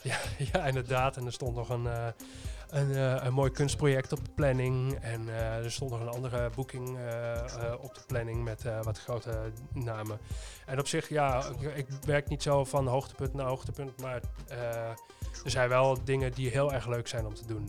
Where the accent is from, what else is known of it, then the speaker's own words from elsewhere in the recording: Twente, Overijssel, Netherlands; moved away; waar ik vandaan kom, is inderdaad Twente